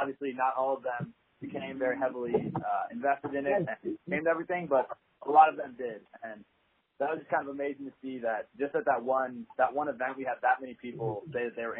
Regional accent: Minnesota, United States; moved away as an adult; now in Fort Worth, United States; I'm originally from Minnesota, and I was lucky enough to be really involved in my high school's club

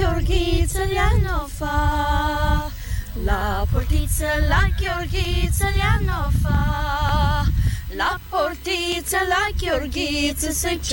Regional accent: Moldova; first language Romanian; English is a second language; now in Australia

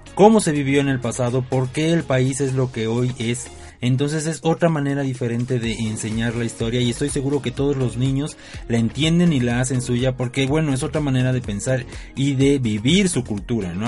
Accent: Mexico; soy mexicano

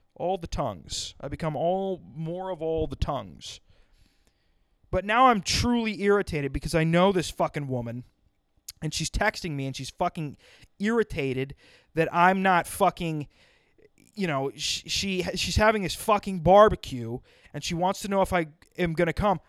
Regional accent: South Dakota, United States; moved away as an adult; also born or lived in Madison, South Dakota; now in New Jersey, United States; I grew up in South Dakota

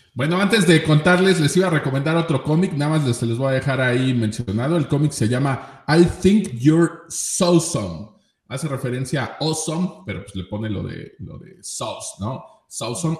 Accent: central Mexico, Mexico; en el centro del país, específicamente pues aquí en mi rancho, en mi pueblo

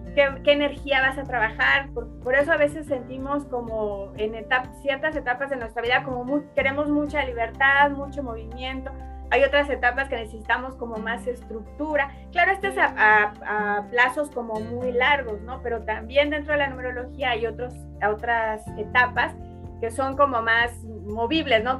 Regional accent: Michoacán, Mexico; soy de, Michoacán, como bien dices, de México.

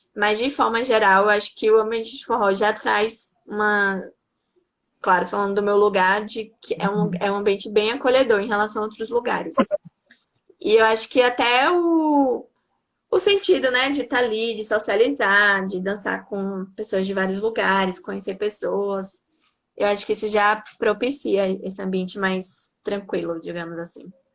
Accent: Santo Antônio de Jesus, Bahia, Brazil; also born or lived in Salvador; Eu sou de Santo Antônio de Jesus, que é uma cidade do interior da Bahia, mas estava morando até pouco tempo atrás

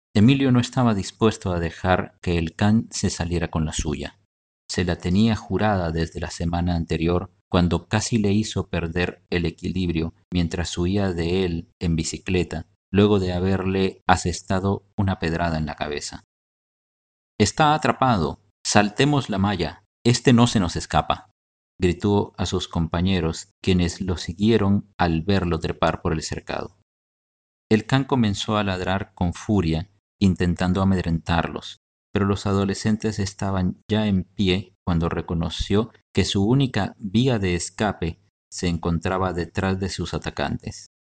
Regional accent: Guatemala

